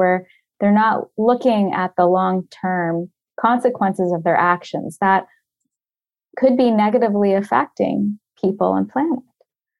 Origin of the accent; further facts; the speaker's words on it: Florida, United States; I grew up in Florida